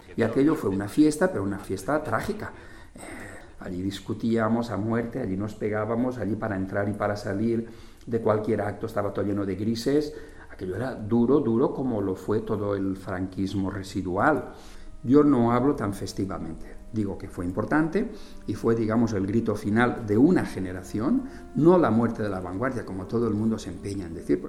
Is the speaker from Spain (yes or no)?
yes; Spain; born or raised there; moved away as an adult; also born or lived in Madrid